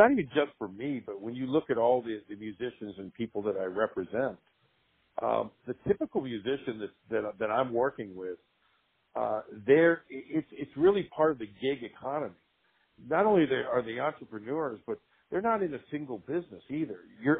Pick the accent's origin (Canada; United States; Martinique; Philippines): United States; Houston, Texas; moved away as an adult; also born or lived in Los Angeles; And I grew up in Houston, Texas.